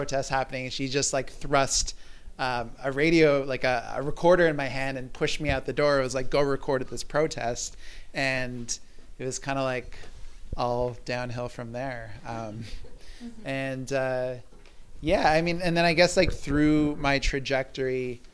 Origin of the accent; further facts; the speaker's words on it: Toronto, Ontario, Canada; now in Montreal, Canada; I was growing up in Toronto as a teenager